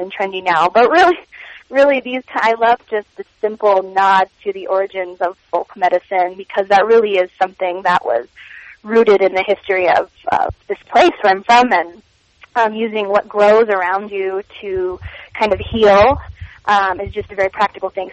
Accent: Kentucky, United States; growing up in Kentucky, there was a big swim team culture there

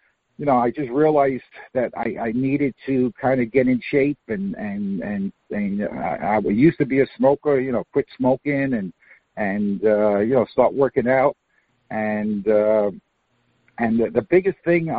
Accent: New York City, New York, United States; moved away as an adult; now in Florida, United States; I was born and raised in Queens, New York.

